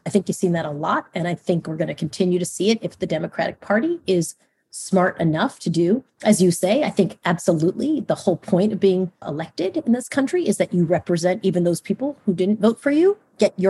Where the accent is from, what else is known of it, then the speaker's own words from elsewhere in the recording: Long Island, New York, United States; I grew up in Long Island.